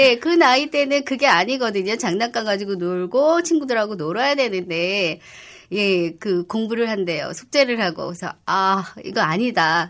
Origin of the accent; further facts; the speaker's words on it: Seoul, South Korea; 제가 은평구에서 태어났어요. 음. 예, 그래서 40년 이상 은평구에서 태어났고 내 지역에서